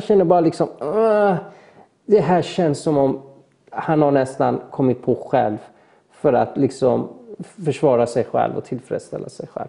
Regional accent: Mariestad, Västra Götaland, Sweden; also born or lived in Iran / Falkenberg / Gothenburg; jag gick ju grundskolan och liknande i Mariestad

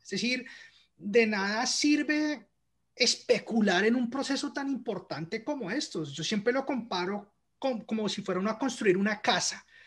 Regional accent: Colombia; moved away as an adult; now in Canada; cuando estaba creciendo en Colombia

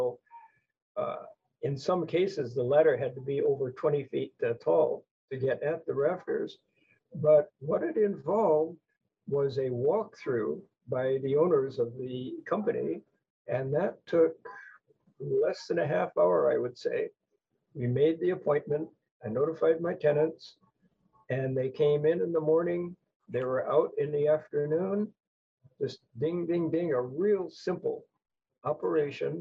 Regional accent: Hawaii, United States; As a fair-skinned person who was born and raised in Hawaii

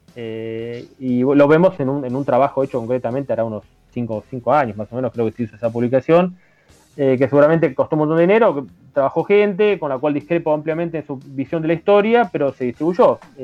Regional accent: Argentina

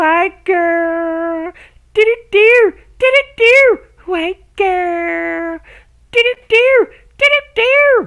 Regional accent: the Bible Belt, United States; I grew up in the Bible Belt

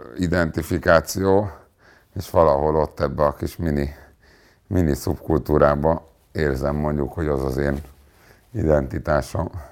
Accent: Hungary; Nem fontosabb az, hogy én zsidó vagyok, mint hogy magyar vagyok, mert itt élek

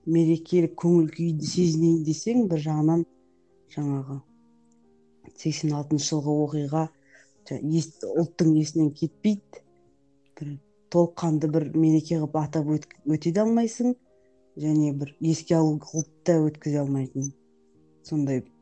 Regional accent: Taraz, Jambyl Region, Kazakhstan; now in Almaty, Kazakhstan; тараз қаласының тумасымын қазіргі таңда алматы қаласында

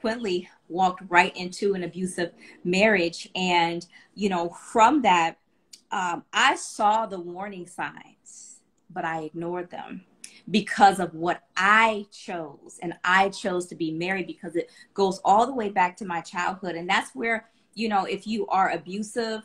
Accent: Cleveland, Ohio, United States; I'm from Cleveland, Ohio

